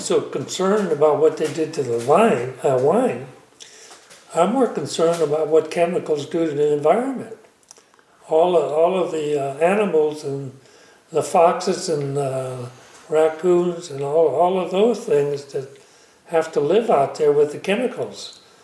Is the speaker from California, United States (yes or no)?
yes; Calpella, California, United States; I was born in Calpella